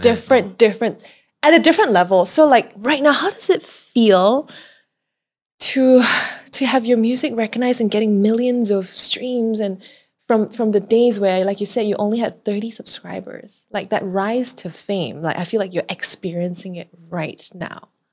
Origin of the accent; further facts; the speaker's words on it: Malaysia; I'm so proud about being Malaysian